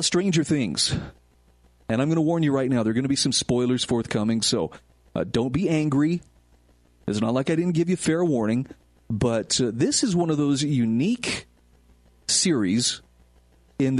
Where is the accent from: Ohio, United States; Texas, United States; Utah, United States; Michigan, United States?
Utah, United States; where I live in my home state of Utah